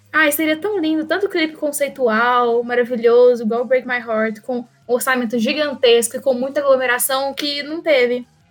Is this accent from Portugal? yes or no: no; Minas Gerais, Brazil; como boa mineira que sou